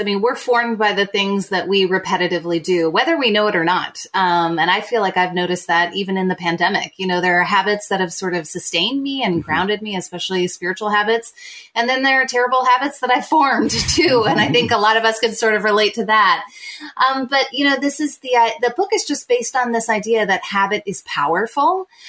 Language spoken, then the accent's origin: English; Midwest, United States; moved away as an adult; also born or lived in Southern United States; now in Toronto, Canada; I'm an American writer living in Toronto. We moved here in 2011 for my husband's work opportunity. We have 5 kids, and I've released now 4 books and graduated from Wheaton College, grew up kind of all around the Midwest and Southern United States